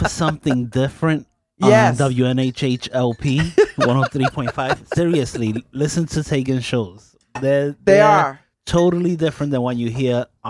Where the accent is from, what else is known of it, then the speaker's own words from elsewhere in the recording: New York City, New York, United States; I, you know, grew up in Brooklyn, New York.